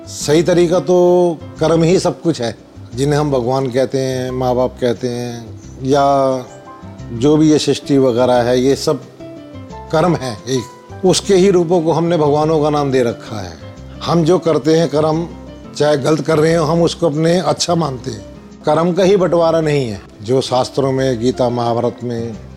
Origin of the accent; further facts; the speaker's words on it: Delhi, India; मैं दिल्ली पुरानी दिल्ली का रहने वाला हूँ